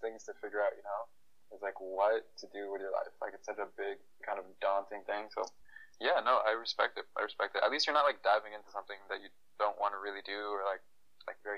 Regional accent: Toronto, Ontario, Canada; moved away as an adult; also born or lived in Africa / Waterloo / Silicon Valley; now in Los Angeles, United States; I grew up in Toronto. That's number one big fact. I was actually born in Africa. I moved to Toronto when I was 2 years old

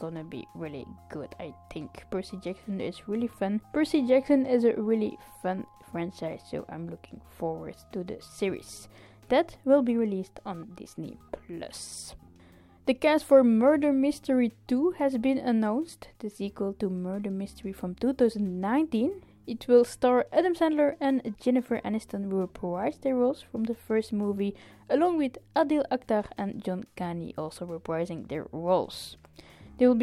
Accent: Ostend, Flanders, Belgium; my hometown of Ostend

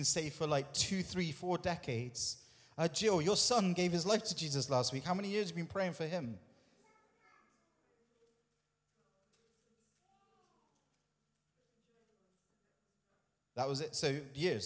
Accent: United Kingdom

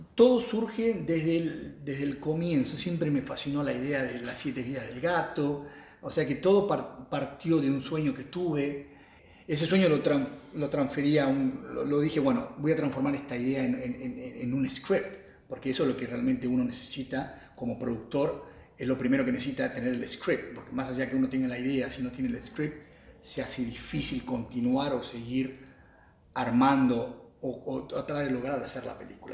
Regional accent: Argentina; moved away as an adult; also born or lived in United States; nacido aquí en Argentina

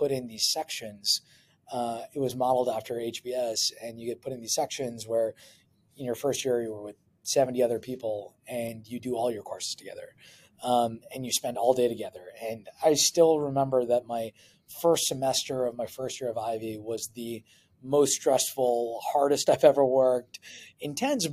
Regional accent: Edmonton, Alberta, Canada; moved away as an adult; I was from Edmonton, as I mentioned, born and raised

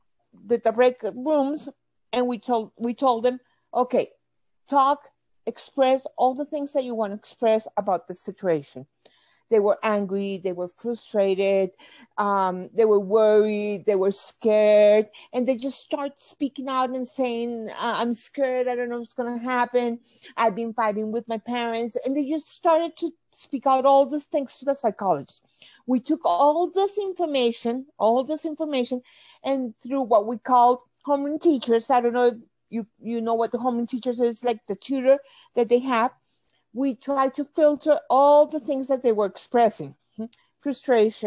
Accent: Bogota, Colombia; I'm from Bogota, Colombia.

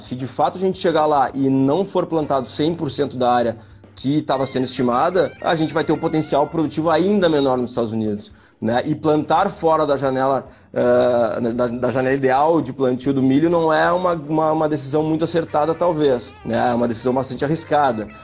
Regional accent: Uruguaiana, Rio Grande do Sul, Brazil; eu sou de Uruguaiana. Sou de Uruguaiana e, e tô aqui na fronteira com a Argentina

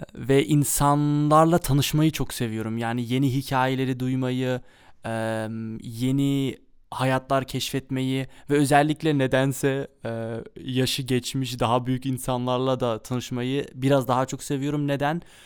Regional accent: Amsterdam, North Holland, Netherlands; also born or lived in Kayseri, Turkey (ancestry) / Mersin, Turkey (ancestry); Amsterdam'da doğdum büyüdüm.

